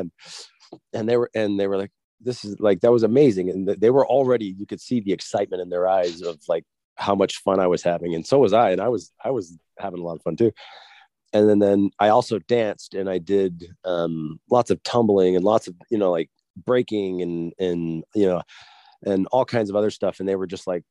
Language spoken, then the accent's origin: English; East Coast, United States; moved away as an adult; I'm an athlete from the East Coast.